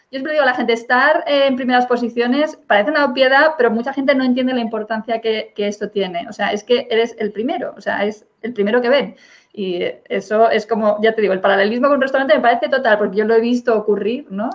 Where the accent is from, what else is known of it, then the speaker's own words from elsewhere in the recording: Spain; yo, por ejemplo, soy una profesora española que doy clases de inglés